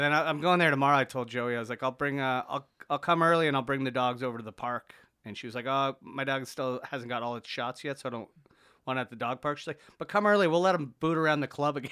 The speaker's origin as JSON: {"language": "English", "country": "Canada", "said": "I'm Canadian, but, like, the, the heritage is Irish"}